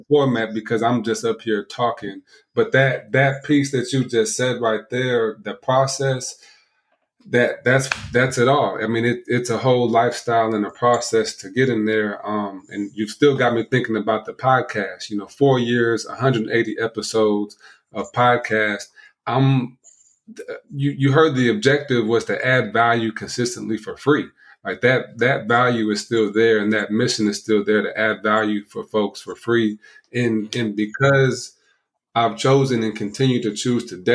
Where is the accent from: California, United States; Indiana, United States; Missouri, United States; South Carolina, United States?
Indiana, United States; South Bend; moved away; also born or lived in Ohio; My hometown is South Bend, Indiana, where Notre Dame was from